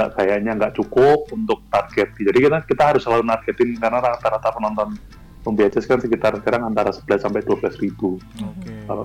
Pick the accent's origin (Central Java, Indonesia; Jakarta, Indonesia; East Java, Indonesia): Central Java, Indonesia; Semarang; untuk kembali lagi menemukan identitas kita sebagai orang Semarang itu sebenarnya ada di mana gitu